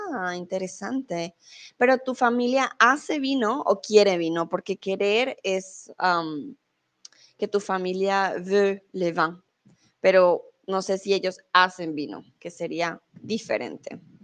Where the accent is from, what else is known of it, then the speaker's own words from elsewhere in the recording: Colombia; now in Mexico; yo soy colombiana